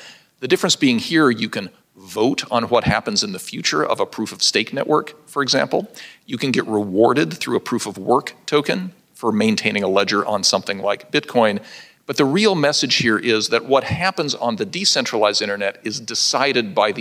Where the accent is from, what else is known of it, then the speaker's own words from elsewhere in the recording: Pueblo, Colorado, United States; my hometown of Pueblo, Colorado